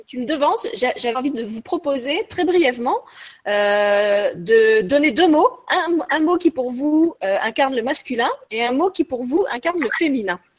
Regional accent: Lorraine, Grand Est, France; je suis Lorraine et que je viens d'un pays, d'une région qui a été très très marquée par la guerre

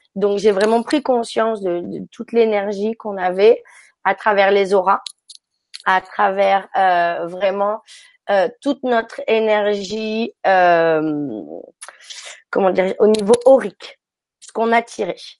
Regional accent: France; moved away as an adult; also born or lived in Africa; now in San Francisco, United States; j'ai grandi en France et puis je suis partie par la suite en Afrique euh, quand j'étais ado

